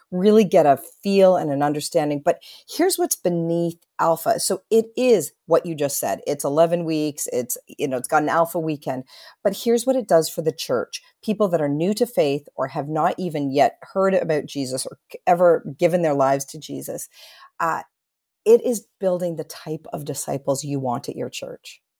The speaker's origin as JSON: {"language": "English", "country": "Canada", "said": "I'm a Canadian, so I say it softly"}